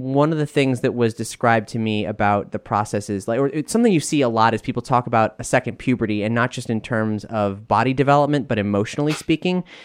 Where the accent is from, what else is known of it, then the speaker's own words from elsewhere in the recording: Fort Lauderdale, Florida, United States; my hometown of Fort Lauderdale